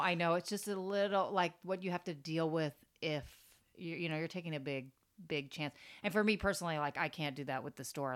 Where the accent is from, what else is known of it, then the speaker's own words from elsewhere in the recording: Florida, United States; moved away as an adult; also born or lived in Tampa, Florida; now in New York, United States; growing up in Florida, it's like I'm used to finding everything for like really, really cheap